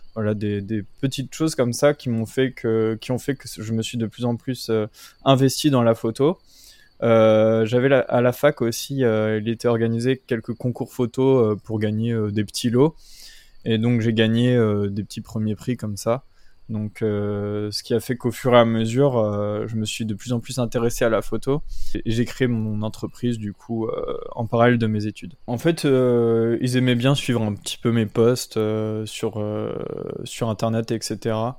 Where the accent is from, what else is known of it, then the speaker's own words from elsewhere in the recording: Brittany, France; moved away as an adult; now in Gargenville, France; de base je suis breton, je suis pas du tout de cette région là